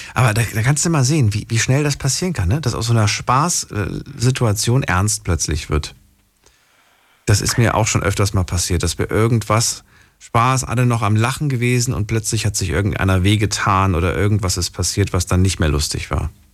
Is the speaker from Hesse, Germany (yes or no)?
yes; Frankfurt am Main, Hesse, Germany; in der Großstadt groß geworden. Ich bin ja ungefähr mit fünf, sechs Jahren waren wir in Frankfurt, äh, Frankfurt am Main